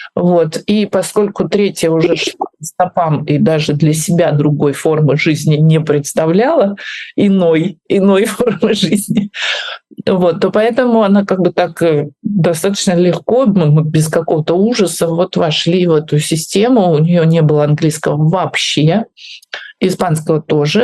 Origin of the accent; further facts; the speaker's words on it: Russia; moved away as an adult; also born or lived in Moscow / Kyiv; now in Spain; я уезжаю из своей страны